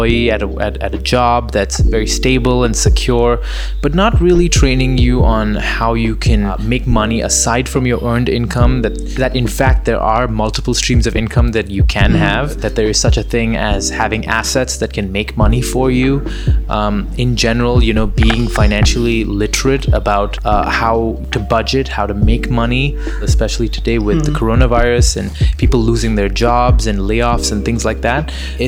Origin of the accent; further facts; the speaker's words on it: Dubai, United Arab Emirates; moved away as an adult; also born or lived in United Kingdom; now in Los Angeles, United States; I grew up in Dubai